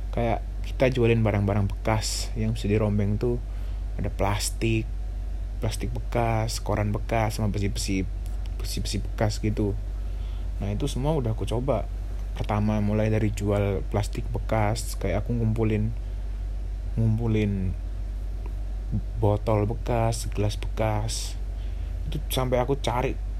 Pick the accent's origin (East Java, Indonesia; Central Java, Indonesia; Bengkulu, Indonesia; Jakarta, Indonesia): East Java, Indonesia; Surabaya; aku asli Surabaya, umurku sembilan belas tahun